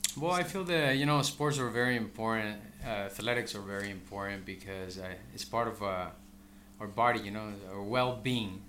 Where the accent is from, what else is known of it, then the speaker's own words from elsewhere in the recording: El Salvador; now in Bakersfield, United States; I'm originally from El Salvador. I migrated here, you know, around uh, 1989